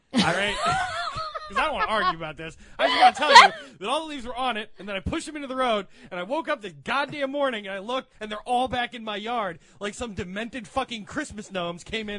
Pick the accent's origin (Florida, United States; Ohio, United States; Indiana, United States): Ohio, United States; Akron; I'm from Akron